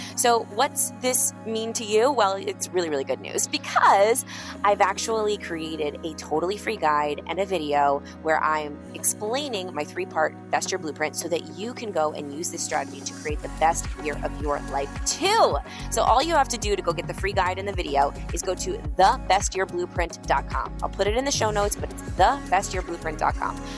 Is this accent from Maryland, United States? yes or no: no; New York, United States; I'm a New Yorker